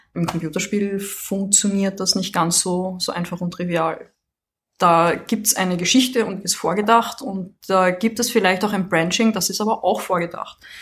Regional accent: Vienna, Austria; now in France; ich komme aus Wien, wohne jetzt in Frankreich

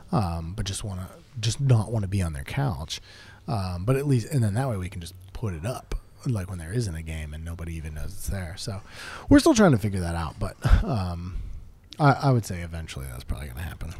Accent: Pittsburgh, Pennsylvania, United States; we're from Pittsburgh

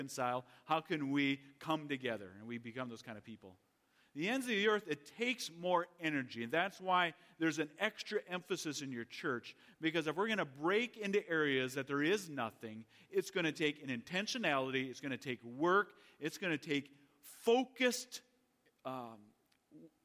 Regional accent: United States; I was from America

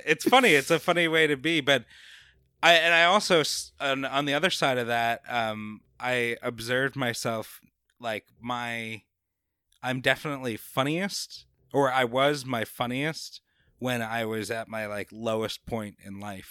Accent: Babylon, New York, United States; accent: New Yorker; moved away as an adult; also born or lived in North Carolina / California; now in Jacksonville, United States; I grew up in Long Island

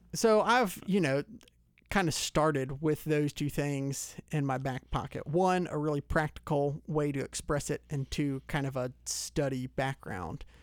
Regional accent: Lawrenceville, Georgia, United States; I grew up in Lawrenceville, so Gwinnett County. Always been in Georgia, uh, in and around the Metro Atlanta area

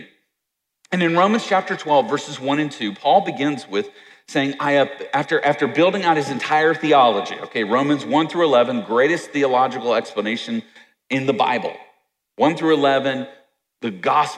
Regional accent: Virginia, United States; I grew up in Virginia

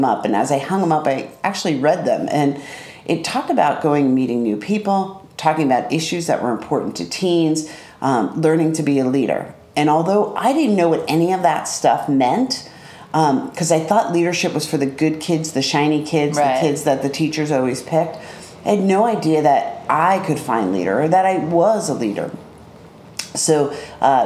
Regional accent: Westhampton, New York, United States; So I was 16 years old, growing up in West Hampton.

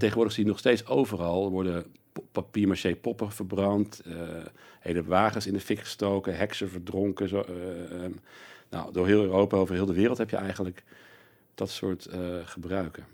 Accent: North Brabant, Netherlands; ik kom uit Brabant eh, eh, ook. En dus ik zag al vanaf jongs af aan eh, carnaval.

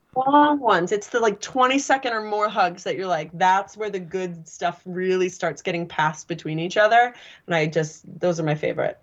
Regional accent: Sacramento Valley, California, United States; I'm literally from the Sacramento Valley of California

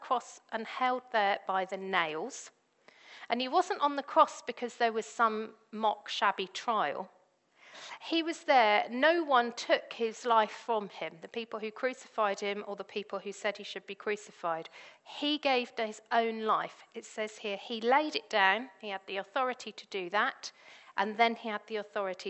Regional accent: Devon, South West England, United Kingdom; I grew up in Devon

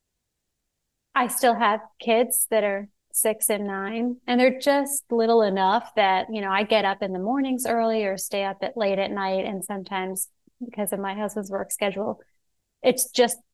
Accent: Pittsburgh, Pennsylvania, United States; moved away as an adult; also born or lived in New York City, United States / Brooklyn, United States; now in Nashville, United States; I was born and raised in Pittsburgh

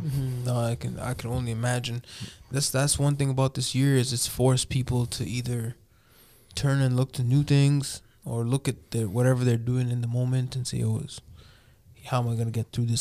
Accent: Toronto, Ontario, Canada; moved away; I grew up in Toronto, so there was always pockets of communities.

